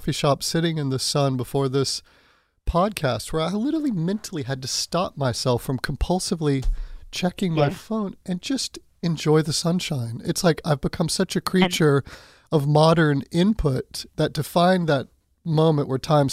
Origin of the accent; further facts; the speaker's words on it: Florida, United States; I grew up in Florida